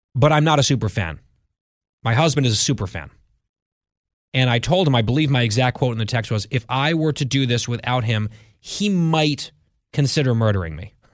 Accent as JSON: {"language": "English", "region": "the New York area", "country": "United States", "tie": "born or raised there", "moved": "as an adult", "said": "I grew up in the New York area, didn't really have a team"}